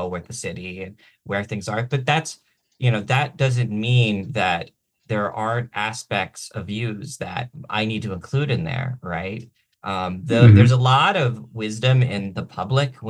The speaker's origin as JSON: {"language": "English", "town": "Baltimore", "region": "Maryland", "country": "United States", "tie": "born or raised there", "also_born_or_lived": "Ohio / Washington, District of Columbia, United States", "moved": "as an adult", "lives_now": "Olympia, United States", "said": "I was born in Baltimore. I spent much of my childhood between Ohio and Baltimore. I spent my first 7-8 years of my life living exclusively in Baltimore"}